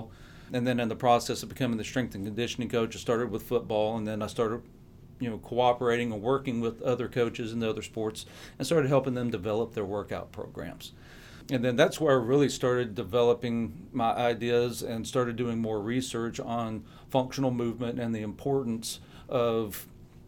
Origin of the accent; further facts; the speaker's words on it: the South, United States; growing up in the South